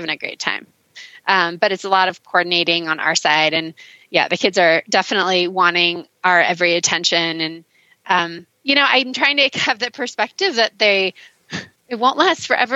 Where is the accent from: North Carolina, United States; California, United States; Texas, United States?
California, United States; Mammoth Lakes; I'm from Mammoth Lakes, California